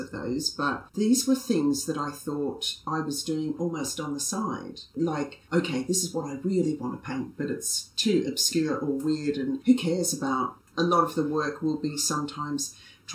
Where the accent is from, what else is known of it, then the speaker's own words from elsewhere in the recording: Australia; I'm Australian